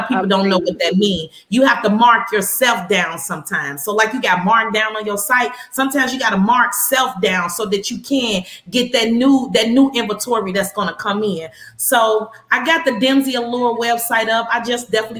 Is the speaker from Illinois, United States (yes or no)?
yes; Chicago, Illinois, United States; now in Houston, United States; That's my hometown. That's where I'm from.